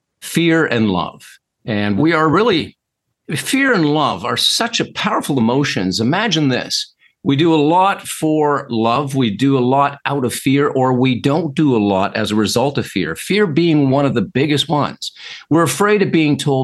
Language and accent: English; Toronto, Ontario, Canada; I'm from Toronto, Canada.